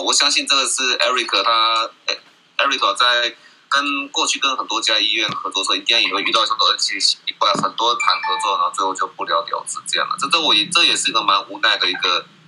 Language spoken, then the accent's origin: Chinese; Taiwan; 我们台湾这边